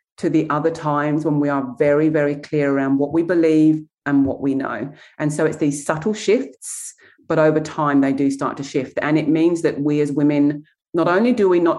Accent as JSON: {"language": "English", "region": "England", "country": "United Kingdom", "moved": "as an adult", "lives_now": "Australia", "said": "I come from England"}